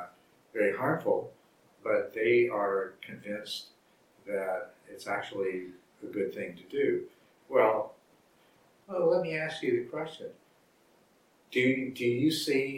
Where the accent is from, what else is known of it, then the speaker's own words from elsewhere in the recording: Texas, United States; also born or lived in Arizona; I grew up in the South, first in Arizona and then in Texas